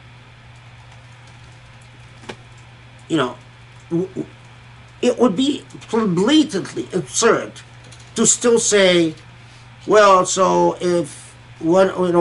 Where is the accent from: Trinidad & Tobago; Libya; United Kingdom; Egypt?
Egypt; moved away; also born or lived in Kuwait; I grew up in Egypt and Kuwait